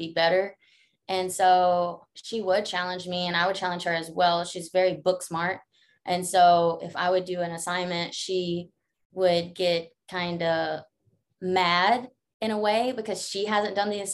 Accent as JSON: {"language": "English", "town": "Laurel", "region": "Mississippi", "country": "United States", "tie": "born or raised there", "said": "I'm from Laurel, Mississippi, most like Powers community, Jones County. So I went to Northeast Jones as a little kid. But before that, we grew up there"}